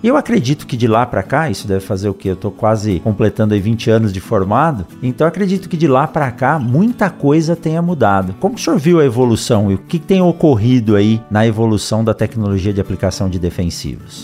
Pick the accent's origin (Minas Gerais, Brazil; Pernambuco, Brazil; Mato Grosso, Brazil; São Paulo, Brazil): São Paulo, Brazil; Eu também nasci em São Paulo, no meio dessa selva de pedras, não tinha nenhum contato direto com o campo